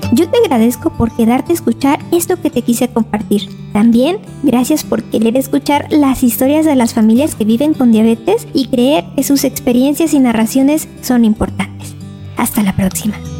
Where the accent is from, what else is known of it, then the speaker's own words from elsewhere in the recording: Mexico; si somos mexicanos